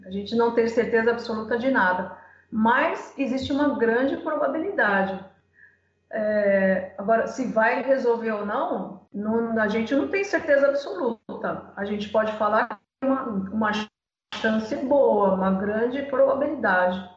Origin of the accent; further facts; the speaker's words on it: Santo André, São Paulo, Brazil; now in Cuiabá, Brazil; Eu, eu moro atualmente em Cuiabá, Mato Grosso, mas eu sou de Santo André, São Paulo